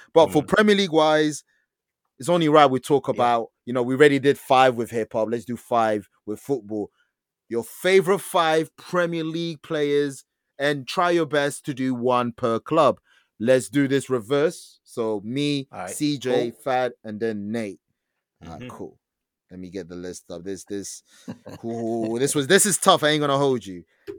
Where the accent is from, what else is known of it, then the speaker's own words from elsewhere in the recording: Belgium; born there; Even though I'm Congolese … I was born in Belgium